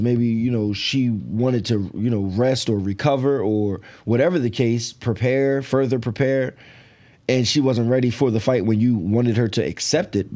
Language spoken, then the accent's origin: English; New Jersey, United States; I'm from Jersey